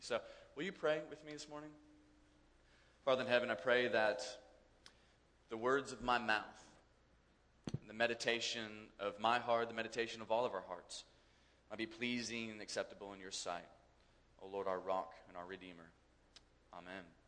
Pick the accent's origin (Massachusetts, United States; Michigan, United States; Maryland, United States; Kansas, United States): Kansas, United States; I grew up in Kansas